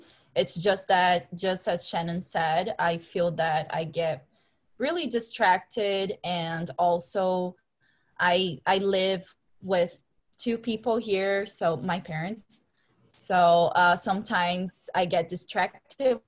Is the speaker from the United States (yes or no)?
no; Brazil; now in Canada; I'm from Brazil, so we love beaches